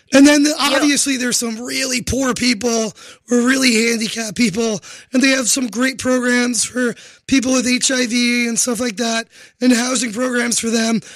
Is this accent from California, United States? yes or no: no; New York City, New York, United States; I am a New Yorker